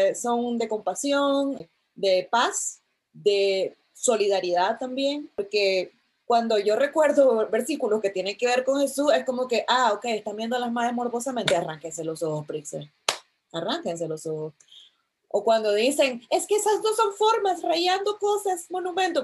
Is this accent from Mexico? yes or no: no; Nicaragua; mis padres me enviaron a un colegio, a uno de los pocos colegios laicos de, de Nicaragua